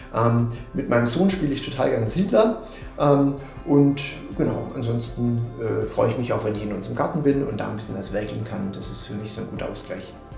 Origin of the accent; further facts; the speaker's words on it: Swabia, Germany; accent: Swabian; moved away as an adult; now in Münster, Germany; ursprünglich komme ich aus dem Schwabenland, das wird der eine oder andere vielleicht auch hören.